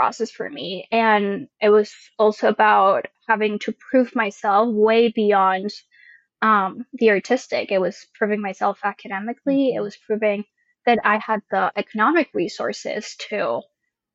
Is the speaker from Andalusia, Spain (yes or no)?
no; a town outside of Madrid, Community of Madrid, Spain; English is a second language; moved away as an adult; now in United States; I was born in a town outside of Madrid and then grew up also in another town outside of Madrid until I was like 18, which is when I first came to the U.S.